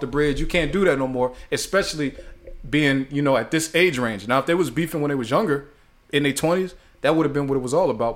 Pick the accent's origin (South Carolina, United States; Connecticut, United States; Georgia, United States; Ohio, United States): Ohio, United States; moved away; I'm from Ohio